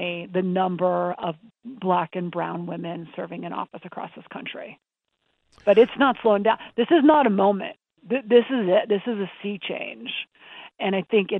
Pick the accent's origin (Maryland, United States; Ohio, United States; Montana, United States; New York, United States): Montana, United States; I grew up in Montana